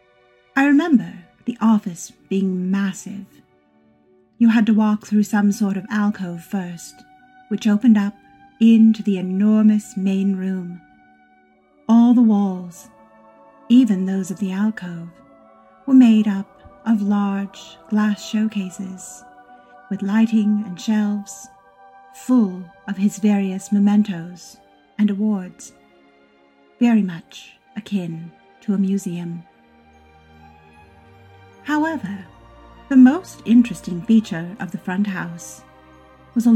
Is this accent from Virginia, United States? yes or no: no; Los Angeles, California, United States; As a child growing up in Los Angeles and raised by a family entrenched in the film industry